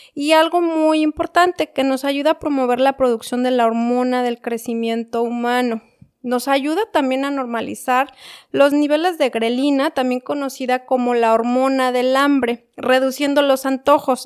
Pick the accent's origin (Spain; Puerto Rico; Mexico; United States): Mexico; Mexico City; yo soy de la Ciudad de México